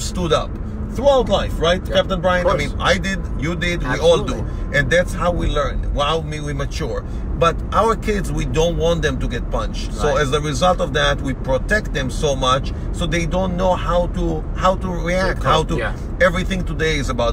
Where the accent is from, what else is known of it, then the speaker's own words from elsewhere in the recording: Boston, Massachusetts, United States; we are coming from Boston.